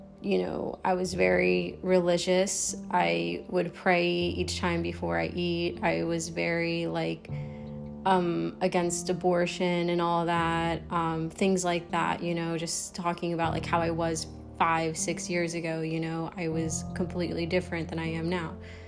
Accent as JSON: {"language": "English", "region": "Maryland", "country": "United States", "tie": "born or raised there", "moved": "as an adult", "said": "I grew up somewhere in Maryland. So yeah, I'm in a completely different state now"}